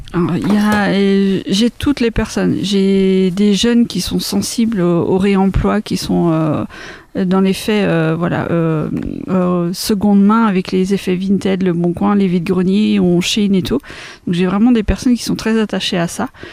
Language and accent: French; Craon, Pays de la Loire, France; also born or lived in Laval; je suis originaire de Cran, j'habite à Bouchon-les-Crans, donc pas très loin.